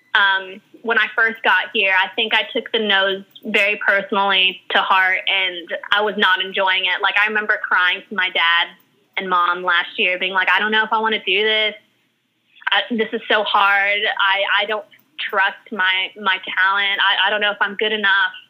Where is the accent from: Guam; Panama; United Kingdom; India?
Guam; moved away as an adult; also born or lived in Hawaii / Australia; now in New York, United States; I lived on Guam from when I was three years old all the way till I was 21.